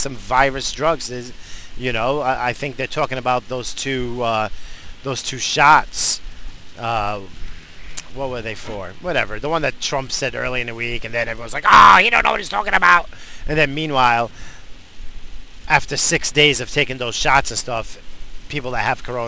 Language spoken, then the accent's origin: English; United States; being an American